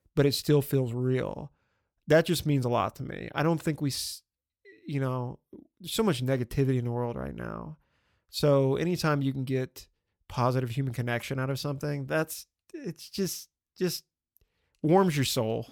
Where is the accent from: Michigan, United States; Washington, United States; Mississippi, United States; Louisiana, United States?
Louisiana, United States; I grew up in the South in a very diverse, uh, part of Louisiana